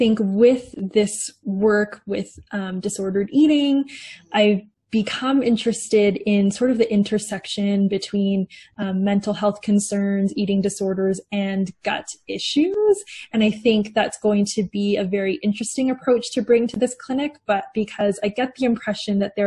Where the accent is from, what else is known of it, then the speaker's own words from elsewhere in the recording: Calgary, Alberta, Canada; So I'm from Calgary in Canada, and I'm a dietitian